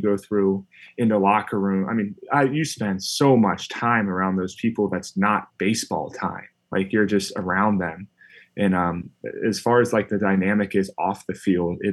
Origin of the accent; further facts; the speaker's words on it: Cincinnati, Ohio, United States; where I grew up in Cincinnati